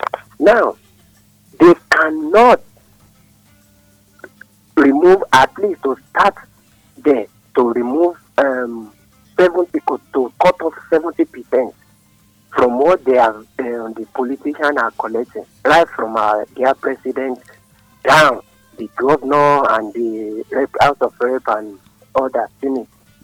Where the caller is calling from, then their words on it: Nigeria; I'm calling from Adam.